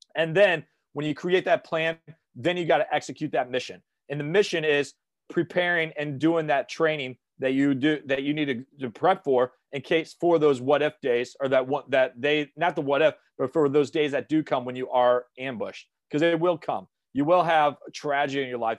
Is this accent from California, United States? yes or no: no; St. Louis, Missouri, United States; moved away as an adult; I went back to my hometown in Saint Louis.